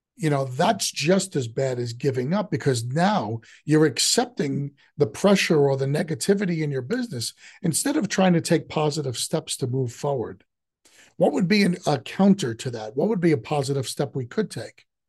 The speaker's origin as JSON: {"language": "English", "town": "New York City", "region": "New York", "country": "United States", "tie": "born or raised there", "said": "I grew up in the city, but I grew up in Queens"}